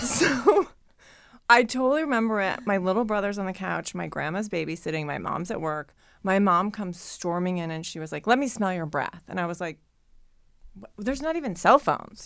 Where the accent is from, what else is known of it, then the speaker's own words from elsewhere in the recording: Ohio, United States; now in Los Angeles, United States; growing up in Ohio